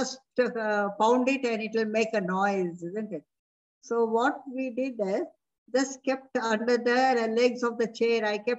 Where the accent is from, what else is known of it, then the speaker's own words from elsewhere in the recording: India; first language Hindi; English is a second language; And the subject Hindi used to be very boring because I used to know Hindi before itself being my mother tongue.